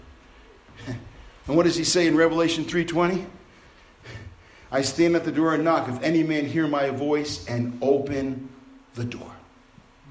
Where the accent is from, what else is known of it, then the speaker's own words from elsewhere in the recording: New York City, New York, United States; when I was growing up in Brooklyn, New York